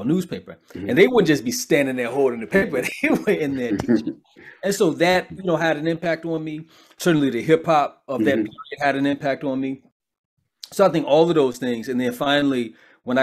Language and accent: English; Chicago, Illinois, United States; I'm from Chicago. So, you know, growing up in Chicago had an indelible impact on my development